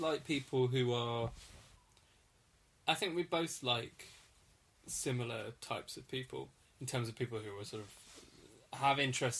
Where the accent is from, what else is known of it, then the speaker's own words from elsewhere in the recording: England, United Kingdom; I don't feel very English.